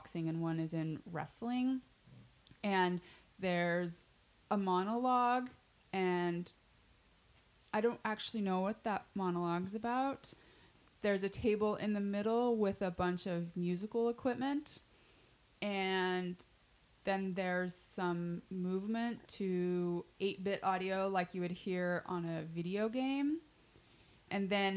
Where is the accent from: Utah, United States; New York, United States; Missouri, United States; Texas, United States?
Utah, United States; moved away; I'm from Utah. I was raised Mormon